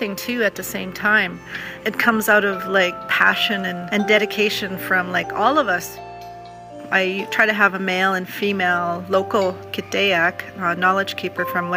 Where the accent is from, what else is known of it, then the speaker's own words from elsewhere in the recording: Sturgeon Lake First Nation, Saskatchewan, Canada; I'm from Sturgeon Lake First Nations.